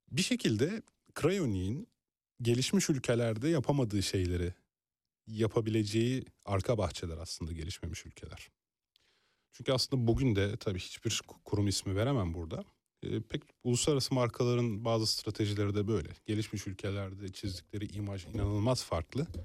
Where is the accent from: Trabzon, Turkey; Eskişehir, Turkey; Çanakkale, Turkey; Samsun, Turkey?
Eskişehir, Turkey; moved away; ben Eskişehirliyim.